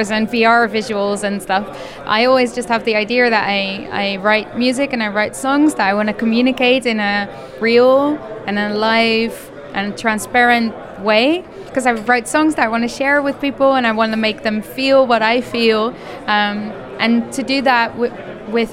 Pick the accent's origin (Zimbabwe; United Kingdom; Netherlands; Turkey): Netherlands; I'm a musician from the Netherlands